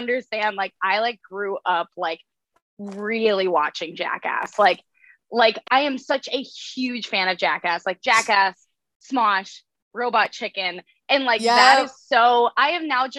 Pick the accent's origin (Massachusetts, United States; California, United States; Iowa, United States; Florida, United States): Iowa, United States; now in New York, United States; I'm from Iowa in a family of, I have five siblings